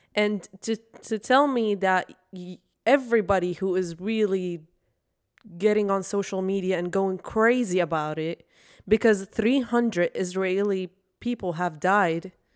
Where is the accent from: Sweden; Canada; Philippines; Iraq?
Iraq; now in United States; two people who are from Iraq and we went through war